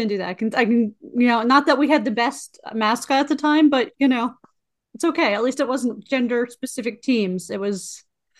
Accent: United States; I grew up in near Pennsylvania

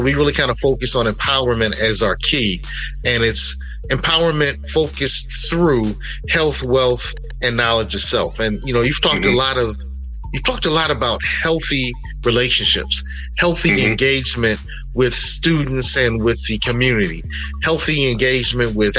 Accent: New York City, New York, United States; I was born in Brooklyn

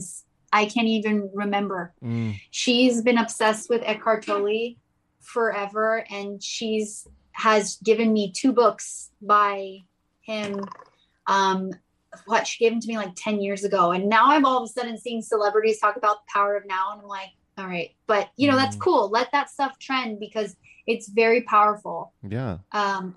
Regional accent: Gilbert, Arizona, United States; moved away as an adult; also born or lived in South Carolina / Iran (ancestry); now in Sacramento, United States; I grew up around farms in Arizona. I was more in the country, and it was called Gilbert

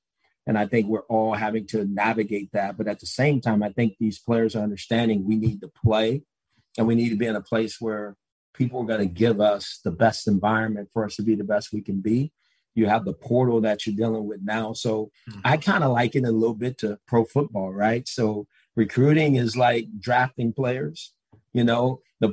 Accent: Los Angeles, California, United States; moved away; I'm from Los Angeles

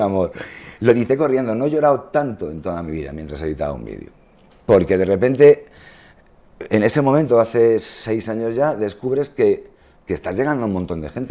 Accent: Spain; somos españoles

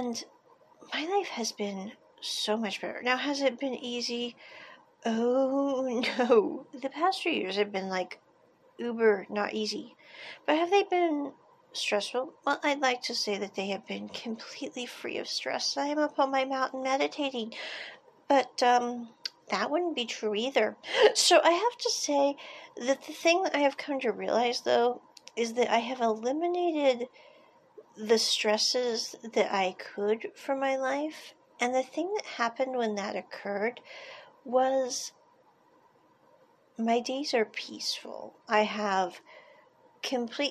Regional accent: United States; moved away as an adult; I grew up in America

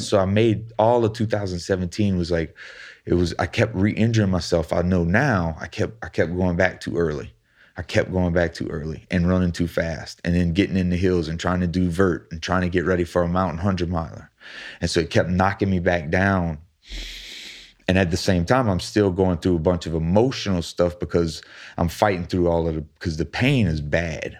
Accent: Thibodaux, Louisiana, United States; we're both from Thibodeau

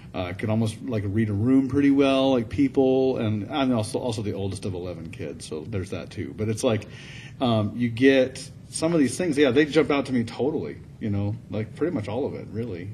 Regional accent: the South, United States; I'm from the South

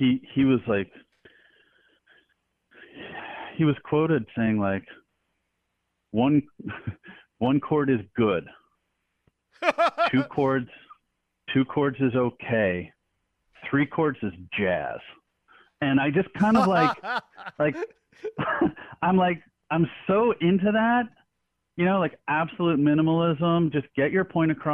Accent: Canada; moved away; I'm Canadian by birth. So I grew up on a lot of Canadian punk rock and hardcore

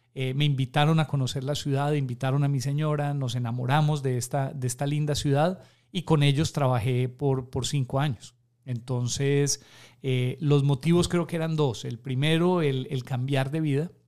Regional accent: Pereira, Risaralda, Colombia; moved away as an adult; also born or lived in Atlanta, United States; now in Guayaquil, Ecuador; la ciudad de donde yo soy, eh, que se llama Pereira en Colombia

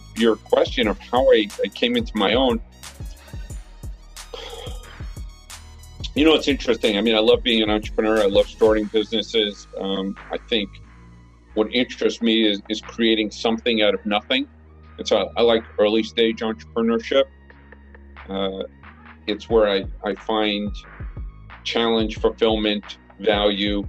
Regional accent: New York, United States; moved away as an adult; now in Japan; I grew up in Brooklyn

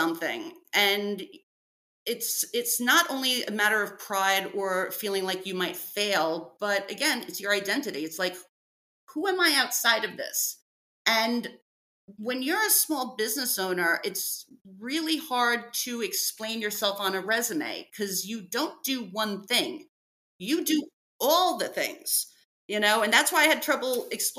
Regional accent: New York City, New York, United States; I grew up in New York City. I grew up in Brooklyn

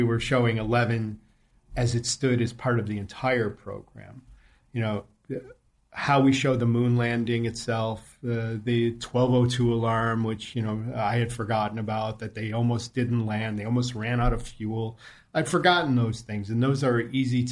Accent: Cleveland, Ohio, United States; I grew up in Cleveland, Ohio

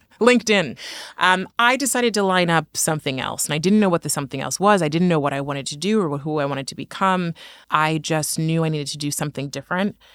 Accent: Oakland, California, United States; I grew up in Oakland, and Oakland is incredibly diverse

